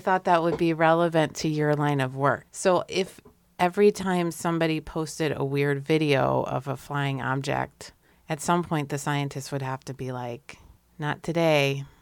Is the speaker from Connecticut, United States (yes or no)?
yes; Hartford, Connecticut, United States; When I was growing up in the West End of Hartford, Connecticut